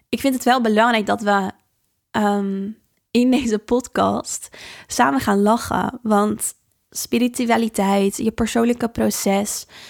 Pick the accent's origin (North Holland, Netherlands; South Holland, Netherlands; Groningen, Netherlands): South Holland, Netherlands; Dordrecht; de biesbos in het natuurgebied hier waar ik vandaan kom in Dordrecht